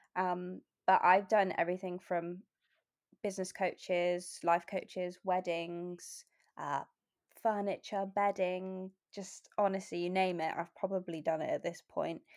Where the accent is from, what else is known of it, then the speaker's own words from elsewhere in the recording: Bath, South West England, United Kingdom; moved away as an adult; also born or lived in Lake District / Oxford / London / Australia; now in Exeter, United Kingdom; I was born in the Lake District, um, and I moved to Bath when I was about four.